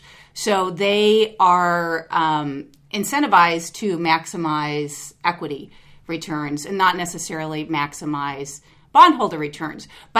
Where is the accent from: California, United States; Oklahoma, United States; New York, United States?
New York, United States; born there; also born or lived in Baton Rouge / Mexico / Los Angeles; Well, the schooling part took place in LA, but we moved around a lot. So I was born in New York. From there, we went to Baton Rouge, which is a little different place. And then from there, we went to Mexico, lived there for 4 years